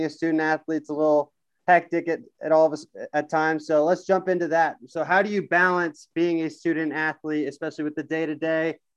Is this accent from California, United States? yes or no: yes; Brentwood, California, United States; moved away; former Brentwood boy